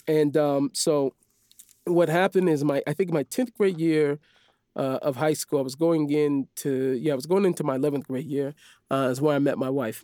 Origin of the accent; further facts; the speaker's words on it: Seattle, Washington, United States; moved away as an adult; now in Israel; I grew up in the Jewish neighborhood